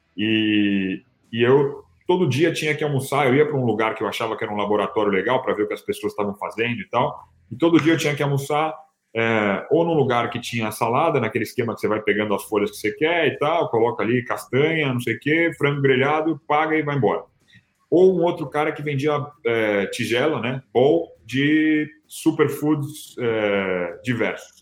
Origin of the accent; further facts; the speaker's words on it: São Paulo, Brazil; moved away as an adult; now in United States; sou nascido e criado em São Paulo